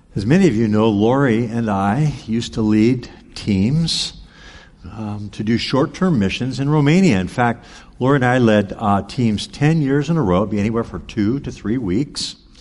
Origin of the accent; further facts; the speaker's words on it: United States; growing up in America